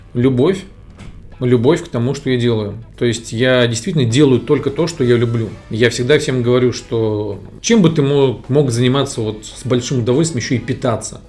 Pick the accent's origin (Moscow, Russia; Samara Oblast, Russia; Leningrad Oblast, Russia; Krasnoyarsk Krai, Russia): Moscow, Russia; Я родился в Москве